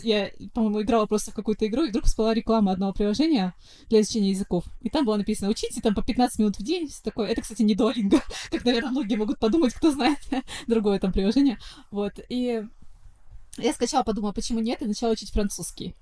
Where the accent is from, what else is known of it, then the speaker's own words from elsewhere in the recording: Saint Petersburg, Russia; Коренная петербурженка